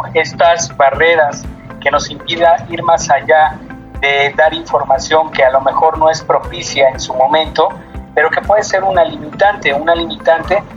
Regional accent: Mexico; nuestros derechos como ciudadanos mexicanos

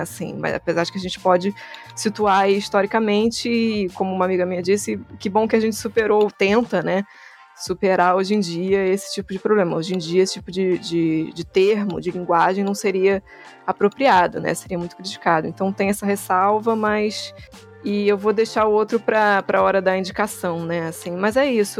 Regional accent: Rio de Janeiro, Brazil; Sou carioca

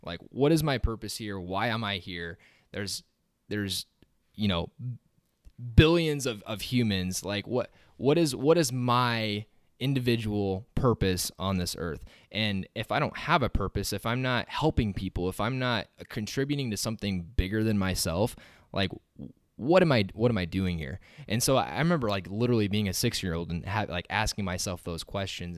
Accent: Waverly, Nebraska, United States; I'm from Waverly originally, just right up the road from here

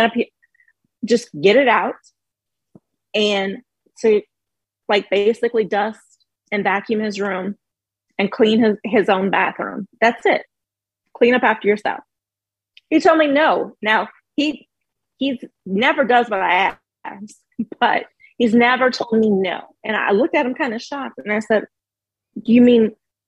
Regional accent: the South, United States; We're from the South.

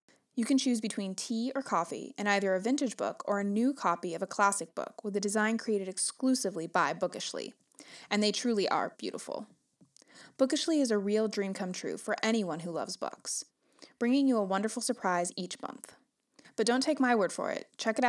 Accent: Burbank, California, United States; moved away as an adult; now in Oregon, United States; So I grew up in Burbank. Mm-hmm. I was in the same house, in the same bedroom for 24 years before I moved to Oregon.

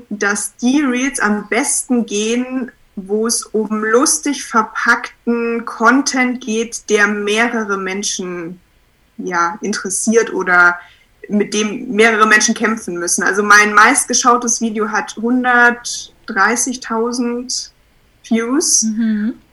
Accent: Munich, Bavaria, Germany; ich komme aus München, ich bin 28 Jahre alt und Fotografin.

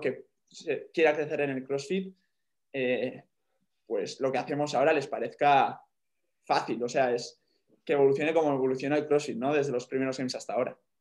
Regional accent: Spain; soy el primer español

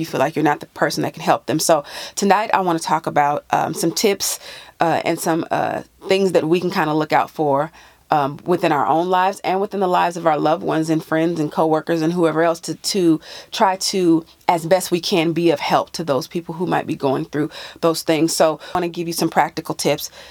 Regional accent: California, United States; moved away; my home state of California

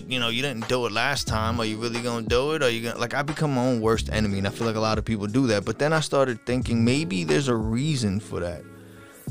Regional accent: Long Island, New York, United States; accent: New Yorkian Long Islandish; I'm from Long Island, New York.

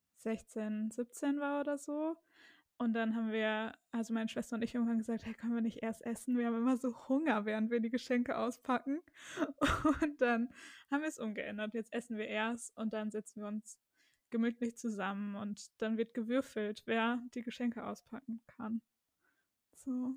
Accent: Germany; wir Deutschen

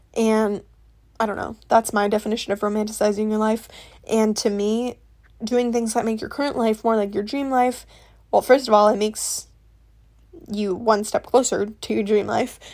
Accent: Midwest, United States; I'm from the Midwest

